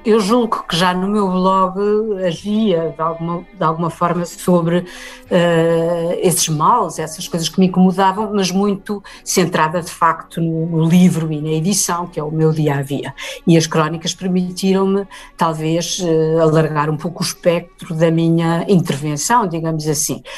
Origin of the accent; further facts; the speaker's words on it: Portugal; no país onde cresci